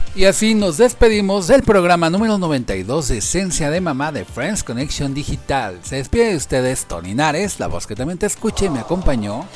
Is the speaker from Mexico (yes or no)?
yes; Mexico; los, los mexicanos